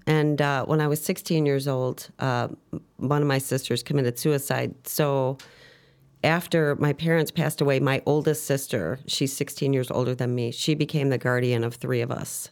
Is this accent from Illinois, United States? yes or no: yes; Chicago, Illinois, United States; I'm originally from Chicago, Southside girl. Um, grew up around the Archer and Harlem area.